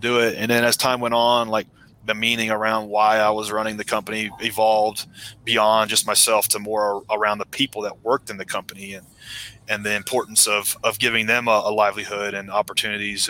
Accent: Middle Tennessee outside of Nashville, United States; I grew up in Middle Tennessee outside of Nashville

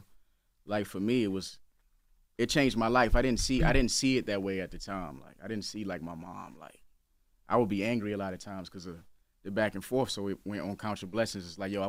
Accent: South Carolina, United States; It's a lot of people that still don't know I'm from South Carolina, even though I waved the flag so heavily.

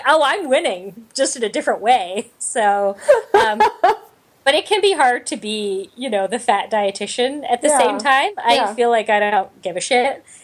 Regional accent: Canada; I'm Canadian

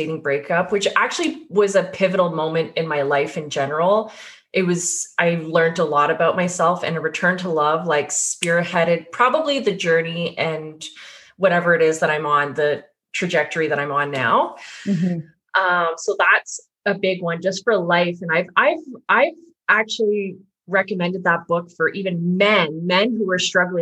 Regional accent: Sudbury, Ontario, Canada; now in Burlington, Canada; I'm originally from this small town 4 hours north from here in Sudbury, Ontario.

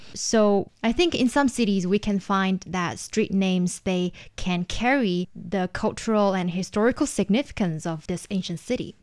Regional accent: Shenyang, Liaoning, China; in Shenyang, my hometown

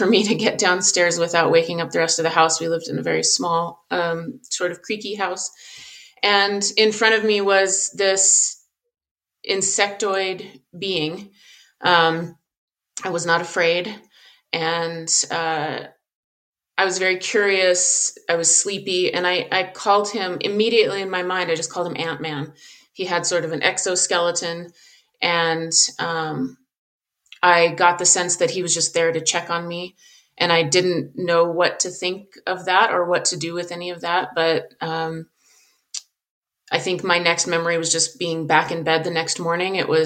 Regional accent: Southern Colorado, United States; I grew up in Southern Colorado. I live in Colorado now.

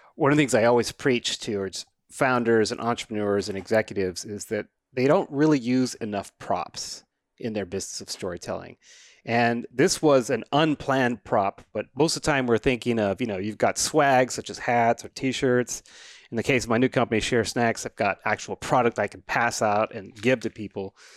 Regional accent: New Mexico, United States; I grew up in New Mexico, I just wasn't next to a mountain

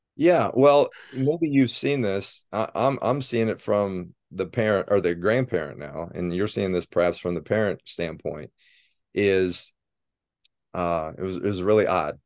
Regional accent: Sidney, Ohio, United States; moved away as an adult; also born or lived in Cincinnati, Ohio; now in Ann Arbor, United States; I was born and raised in Sydney, Ohio

